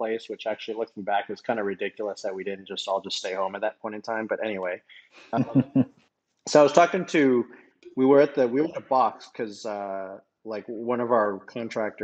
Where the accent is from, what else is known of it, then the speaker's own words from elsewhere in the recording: Toronto, Ontario, Canada; moved away; I'm from Toronto.